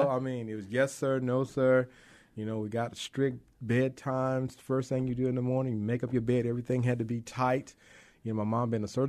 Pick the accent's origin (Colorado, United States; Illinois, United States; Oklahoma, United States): Oklahoma, United States; Lawton; I grew up in Oklahoma. I was a military brat, my stepdad and my mom.